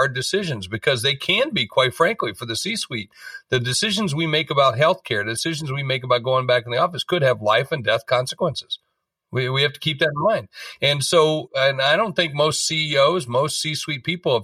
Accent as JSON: {"language": "English", "region": "South Dakota", "country": "United States", "said": "I'm from South Dakota"}